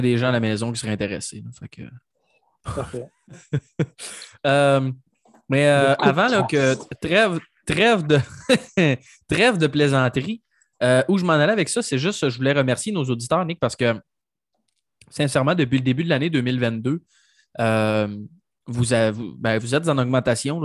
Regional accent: Mauricie, Quebec, Canada; ma région natale de la Mauricie

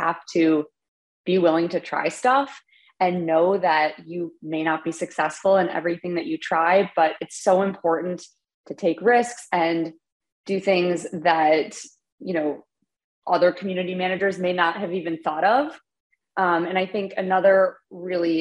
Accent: Chicago, Illinois, United States; I'm from Chicago, and I am the community manager at Gong.

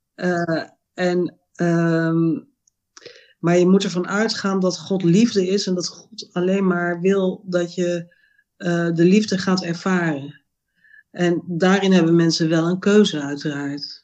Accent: Amsterdam, North Holland, Netherlands; now in Roermond, Netherlands; ik ben eh, eh, geboren in Amsterdam. en Ik woon nu in Roermond, in Limburg.

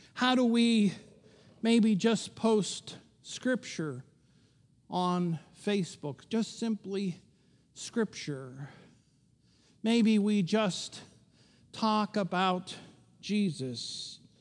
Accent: Pittsburgh, Pennsylvania, United States; growing up in Pittsburgh, where we're pretty superstitious.

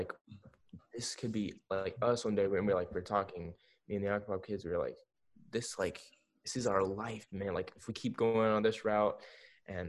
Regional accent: Pembroke Pines, Florida, United States; growing up in Florida, I was like, you know, always at the beach

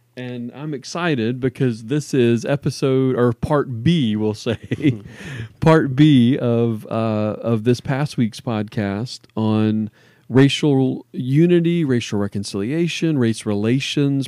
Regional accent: New Orleans, Louisiana, United States; moved away; I grew up in New Orleans

